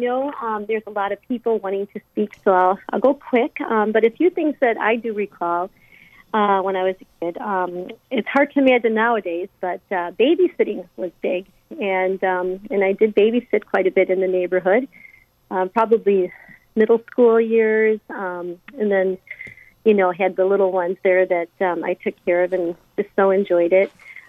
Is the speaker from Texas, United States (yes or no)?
no; Chicago, Illinois, United States; I grew up in Chicago